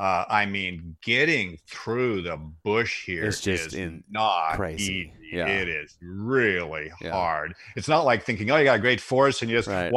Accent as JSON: {"language": "English", "town": "Seattle", "region": "Washington", "country": "United States", "tie": "born or raised there", "moved": "yes", "lives_now": "Tofino, Canada", "said": "I grew up in Seattle."}